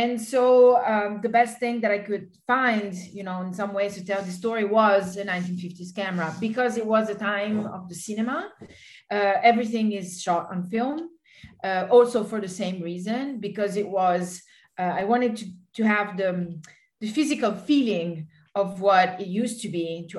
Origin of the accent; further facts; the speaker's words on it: Italy; I come from Italy and we do have a lot of attachment for the cinema